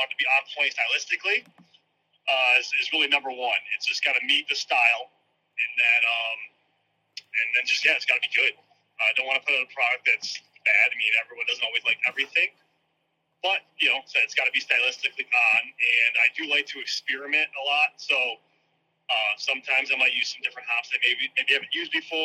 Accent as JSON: {"language": "English", "region": "South Florida", "country": "United States", "tie": "born or raised there", "also_born_or_lived": "Syracuse, New York", "moved": "yes", "said": "I was born in South Florida. My dad moved down there, my mom, when they were younger"}